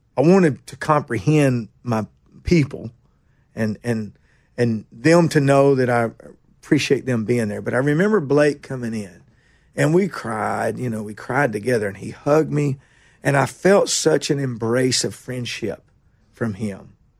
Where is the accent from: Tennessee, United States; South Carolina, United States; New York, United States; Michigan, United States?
Tennessee, United States; Nashville; also born or lived in Kingston Springs, Tennessee; I'm from Nashville. Boy, I was born in, uh, General Hospital down here